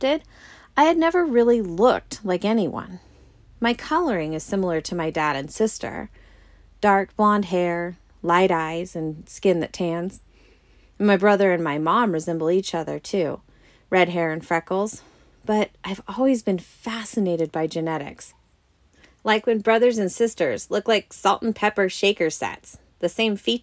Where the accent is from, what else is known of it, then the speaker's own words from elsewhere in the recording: Northern California, United States; also born or lived in Oregon; I grew up and still live in Northern California.